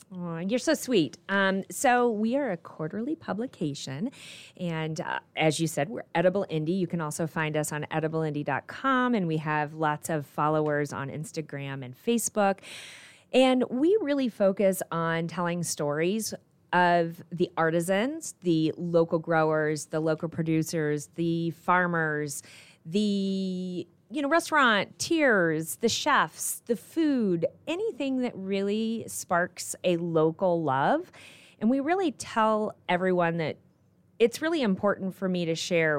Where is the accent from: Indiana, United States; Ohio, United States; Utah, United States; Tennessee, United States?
Indiana, United States; Goshen; also born or lived in Colorado / Michigan; I grew up in Goshen, Indiana.